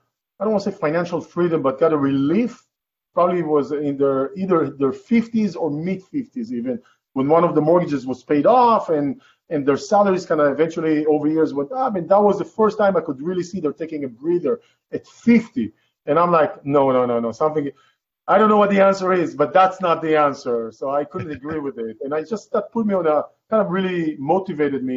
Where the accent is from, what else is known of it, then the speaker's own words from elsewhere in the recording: Israel; English is a second language; moved away as an adult; now in California, United States; originally, I'm from Israel. I was born in Israel, raised in Israel.